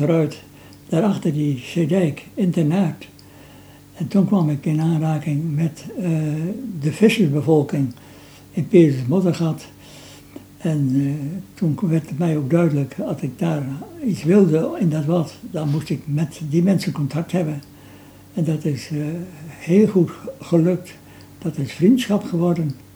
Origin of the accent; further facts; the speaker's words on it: Workum, Friesland, Netherlands; ik geboren ben in Workum. En de landerij van de boerderij waar ik woonde, die grenzen aan de Zuiderzeedijk.